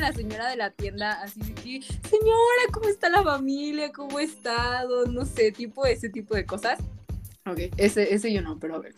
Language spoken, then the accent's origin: Spanish; Mexico